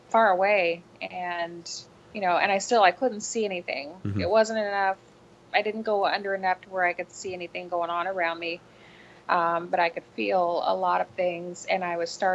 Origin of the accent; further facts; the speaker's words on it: Kampsville, Illinois, United States; Campsville, Illinois, which is my hometown, in Calhoun County.